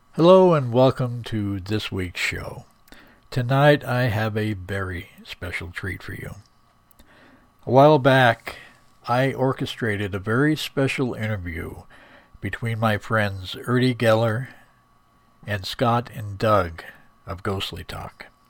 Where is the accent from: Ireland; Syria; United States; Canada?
Ireland; I'm a druid from Ireland